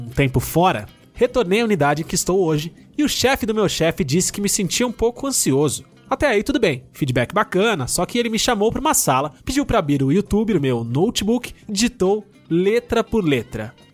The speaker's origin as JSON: {"language": "Portuguese", "region": "Minas Gerais", "country": "Brazil", "said": "Entendo que Minas Gerais, o estado em que eu nasci, sou mineiro, não é a vanguarda paulistana."}